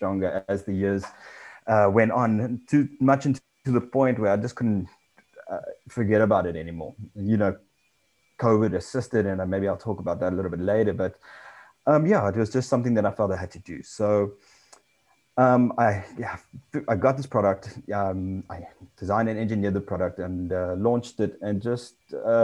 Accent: South Africa; also born or lived in England; came back to South Africa

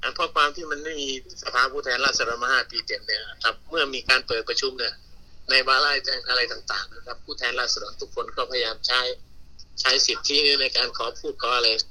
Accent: Phibun Mangsahan, Ubon Ratchathani, Thailand; ดีใจที่เป็นคนเกิดที่พิบูลมังสาหารนะ

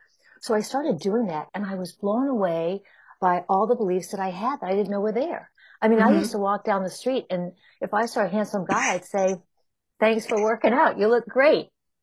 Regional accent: Chicago, Illinois, United States; And then I came from Chicago, and that again, it's more of a defined energy.

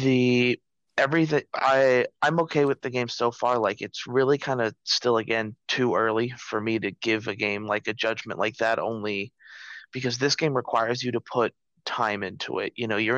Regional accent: Paraíso, Costa Rica; born there; I named it after the town I was born in Costa Rica, which is Paraíso. It's not really the town I was born in, but where I kind of started.

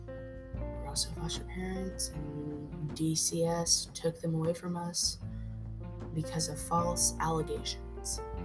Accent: Gary, Indiana, United States; moved away; also born or lived in Elkhart, Indiana; I was raised in Elkhart, not Elkhart, uh, Gary, Indiana.

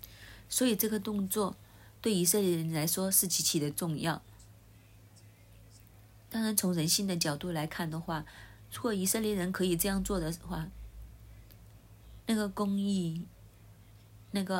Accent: Hong Kong; 就好像我们香港人一样，我们会通知亲朋戚友，给一喜帖

